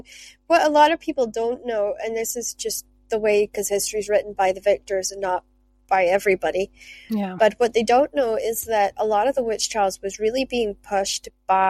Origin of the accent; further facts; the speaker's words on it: Shetland, Scotland, United Kingdom; accent: Scottish; now in Stirling, United Kingdom; Just down the road from Stirling Castle, but I came from Shetland, which was one of the, what they called sanctuary places.